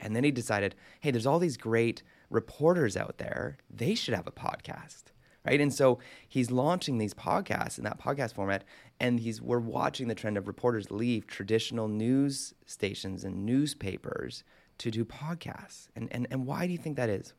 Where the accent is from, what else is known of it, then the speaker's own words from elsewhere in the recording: Canada; growing up in Canada